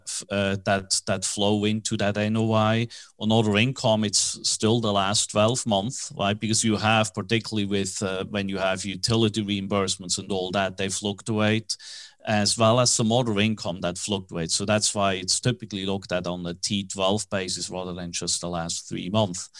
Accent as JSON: {"language": "English", "country": "Switzerland", "tie": "born or raised there", "also_born_or_lived": "New York / Tokyo / Hong Kong", "accent": "Swiss", "second_language": "English", "moved": "as an adult", "lives_now": "Dallas, United States", "said": "that strange accent, even though I'm in, based in Dallas, is from Switzerland. I was born in Switzerland"}